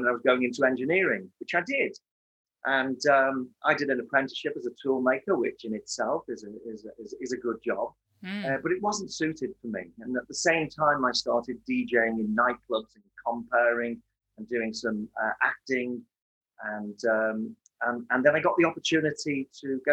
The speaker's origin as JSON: {"language": "English", "area": "Merseyside, the Wirral", "region": "North West England", "country": "United Kingdom", "tie": "born or raised there", "said": "I was born in 1957 on Merseyside, 12 years after the Second World War, 12 years after the rationing of the Second World War. Not that I remember any of that. And I was born into a loving family. I've got two brothers, and born on the Wirral"}